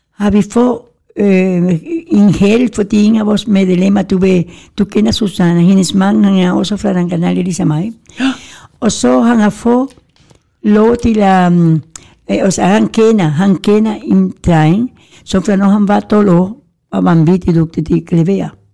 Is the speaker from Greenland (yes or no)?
no; Gran Canaria, Canary Islands, Spain; now in Denmark; der hvor jeg kommer fra, Gran Canaria, der er mere dejlig varme